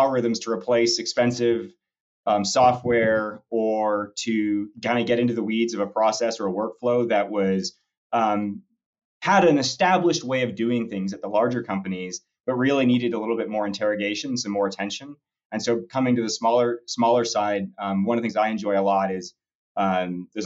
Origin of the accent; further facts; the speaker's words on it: Dallas, Texas, United States; now in Denver, United States; I'm another Texas kid in oil and gas. I grew up in Dallas.